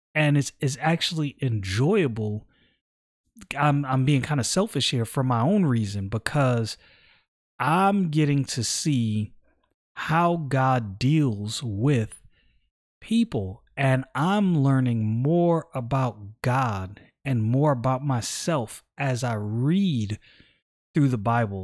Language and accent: English; New York City, New York, United States; now in Florida, United States; I was born and raised in Brooklyn